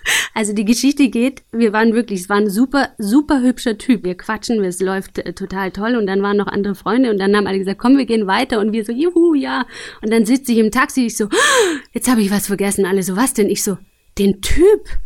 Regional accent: Aalen, Baden-Württemberg, Germany; Ich bin tatsächlich lustigerweise auch in Aalen geboren

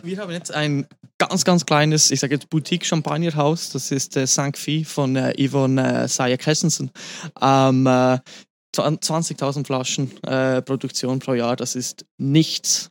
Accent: Grindelwald, Bern, Switzerland; moved away as an adult; now in Zermatt, Switzerland; ab nächsten Sommer werde ich zurück in meine Heimat, ins schöne Berner Oberland, Fuße des Eigers, den kennt man natürlich auch überall, äh, nach Grindelwald zurückgehen. Dort hat meine Familie schon ein, ein Hotel

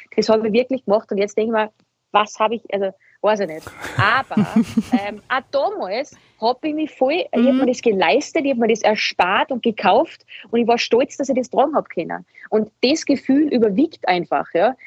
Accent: Salzburg, Austria; now in Vienna, Austria; ich bin aus Salzburg, das heißt, ich werde immer ein Dirndl von Salzburg bleiben

